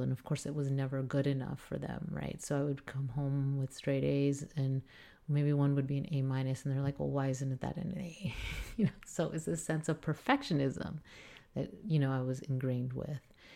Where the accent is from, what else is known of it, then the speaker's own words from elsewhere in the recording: South Texas, United States; as I grew up in South Texas, which is primary, primarily Hispanic